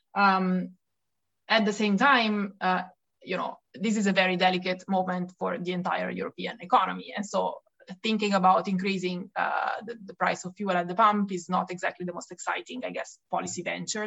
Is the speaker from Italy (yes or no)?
yes; Italy; accent: Italian; English is a second language; moved away as an adult; also born or lived in Paris, France; now in Brussels, Belgium; as you can hear from my accent, uh, I'm Italian, uh, but I've now left Italy